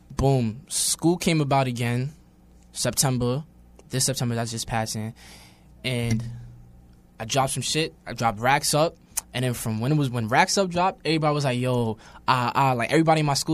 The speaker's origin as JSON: {"language": "English", "town": "New York City", "region": "New York", "country": "United States", "tie": "born or raised there", "also_born_or_lived": "Brooklyn", "said": "I'm born in Brooklyn, raised in Queens"}